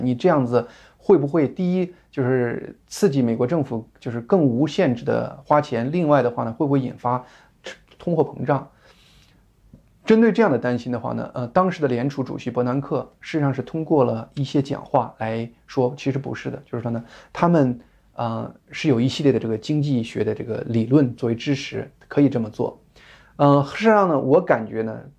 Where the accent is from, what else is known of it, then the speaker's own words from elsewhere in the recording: China; 我们中国人